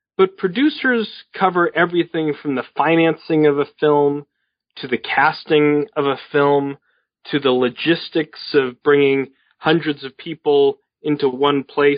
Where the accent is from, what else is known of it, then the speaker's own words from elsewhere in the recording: Boston, Massachusetts, United States; Well, I grew up in Boston and in the cradle of the American Revolution, became an intense student of American history